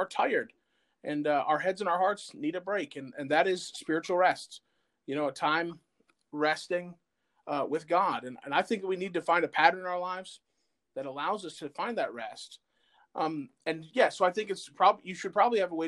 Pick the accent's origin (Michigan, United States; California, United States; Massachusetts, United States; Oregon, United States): Michigan, United States; Flint; now in New Cumberland, United States; I'm originally from Flint, Michigan